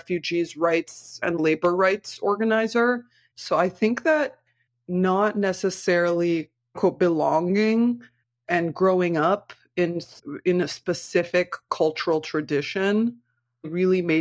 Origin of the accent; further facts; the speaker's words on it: Brazil; I was born in Pindorama, which is currently called Brazil